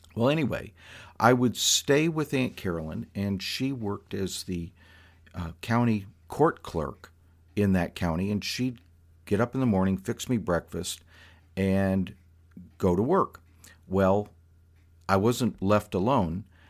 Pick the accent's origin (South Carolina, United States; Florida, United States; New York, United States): Florida, United States; South; this kid growing up in South Florida who had never ridden horses